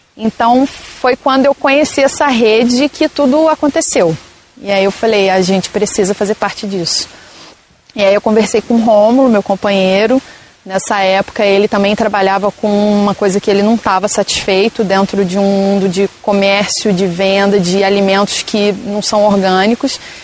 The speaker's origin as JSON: {"language": "Portuguese", "country": "Brazil", "tie": "born or raised there", "moved": "as an adult", "said": "me vi voltando para cá. Para onde eu nasci, para onde estava minha família"}